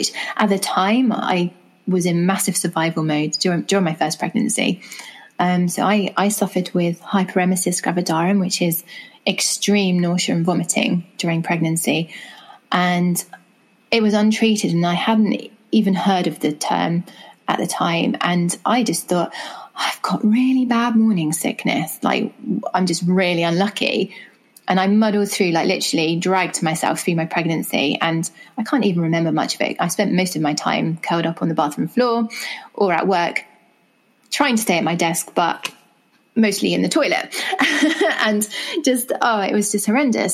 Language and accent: English; England, United Kingdom; as you can tell from my accent, I'm from England.